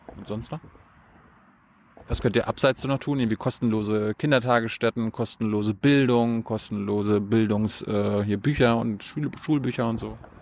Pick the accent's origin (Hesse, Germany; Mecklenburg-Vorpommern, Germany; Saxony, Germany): Mecklenburg-Vorpommern, Germany; Ich bin jetzt aus Mecklenburg.